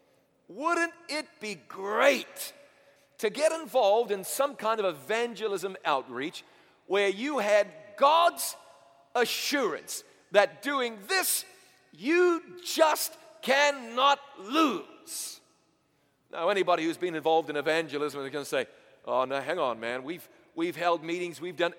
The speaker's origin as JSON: {"language": "English", "country": "New Zealand", "said": "I'm from New Zealand originally."}